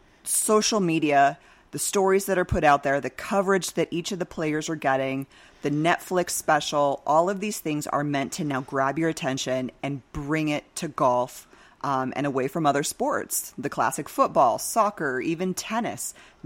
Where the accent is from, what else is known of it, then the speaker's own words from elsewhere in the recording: Oregon, United States; moved away as an adult; So I came down from Central Oregon in 2006, went to ASU, and ended up staying here in the Valley.